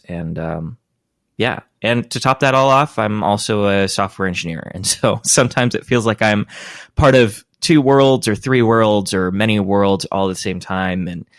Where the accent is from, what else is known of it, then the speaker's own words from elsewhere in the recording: Spokane, Washington, United States; now in ?; I grew up in the Pacific Northwest for the most part, in and out of the country a little bit. My folks were missionaries, always back to Spokane, Washington.